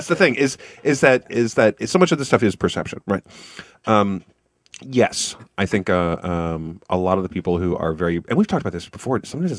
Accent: Kansas, United States; now in Missouri, United States; We are in Missouri. I'm from Kansas. I get to have I can see Kansas from here, essentially. And I get to watch my home state burn

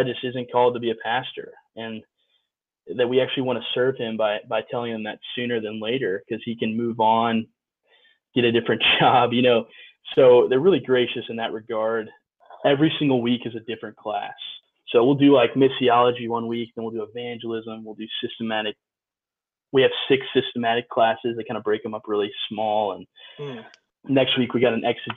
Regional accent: Chicago, Illinois, United States; I grew up in Chicago area.

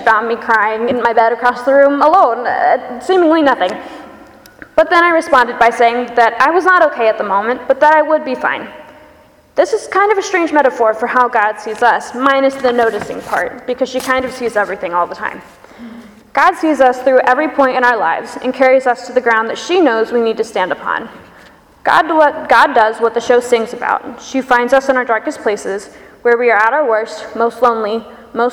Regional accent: Pensacola, Florida, United States; moved away; my choir from back home where I grew up in Pensacola, Florida

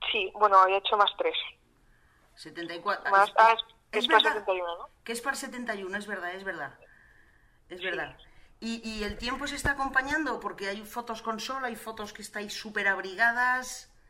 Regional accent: Spain; ¿Así somos los españoles?

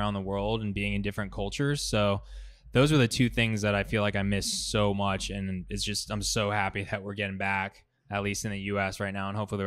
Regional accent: San Francisco, California, United States; that's my hometown festival

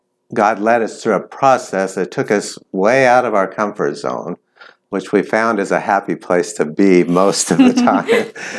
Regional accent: California, United States; now in Thailand; I'm originally from California. We moved a lot. I've lived in a lot of states, actually. But for the last 10 years, we've lived in Thailand.

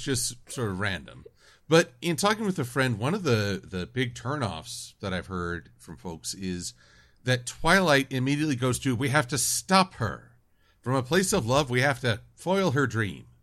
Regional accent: United States; I'm American

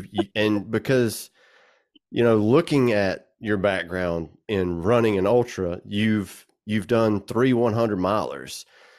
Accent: South Georgia, United States; I'm from South Georgia. So, you know, this is dog country here.

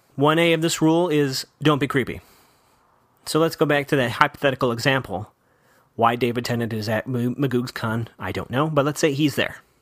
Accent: Chicago, Illinois, United States; I grew up in Chicago

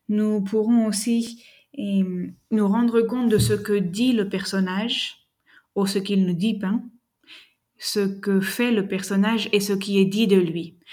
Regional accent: France; moved away; je suis bien française, mais cela fait une vingtaine d'années que j'ai quitté la France.

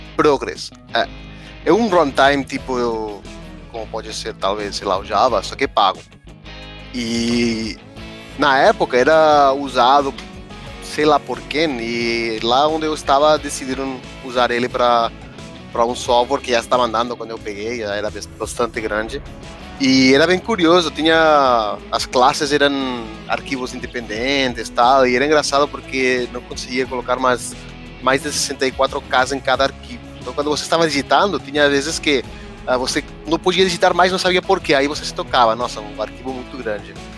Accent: Sabadell, Catalonia, Spain; Portuguese is a second language; moved away as an adult; now in São Paulo, Brazil; Eu sou da Catalunha, nasci em Sabadell, na cidade perto de Barcelona

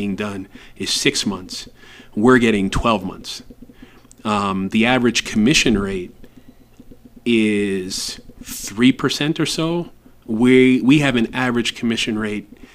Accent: United States; moved away as an adult; now in Ecuador; we are from the United States and are English speakers

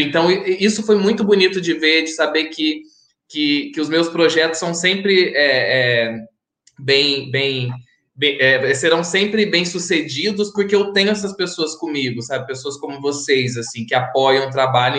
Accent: Santa Rita, Brazil; minha cidade, Santa Rita

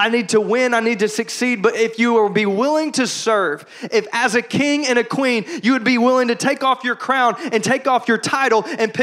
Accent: Shreveport, Louisiana, United States; growing up in Shreveport, Louisiana, Bible Belt USA

